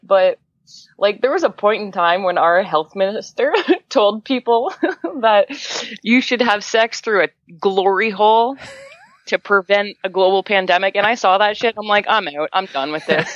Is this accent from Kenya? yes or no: no; Canada; I'm from Canada